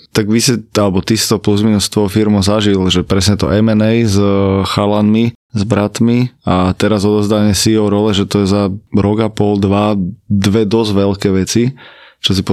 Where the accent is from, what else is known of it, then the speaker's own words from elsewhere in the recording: Bratislava, Bratislava Region, Slovakia; tým, že som z Bratislavy, tak som veľký ambasador Bratislavy